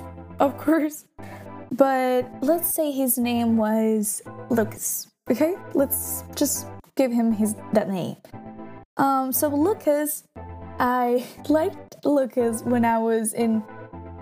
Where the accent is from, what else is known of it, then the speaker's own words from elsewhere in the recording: near Milan, Lombardy, Italy; moved away; also born or lived in Central Italy; I was born in Middle Italy, but I grew up in a town that is like not close to Milan, but let's say in the surroundings, kind of. So like around 30 kilometers away from it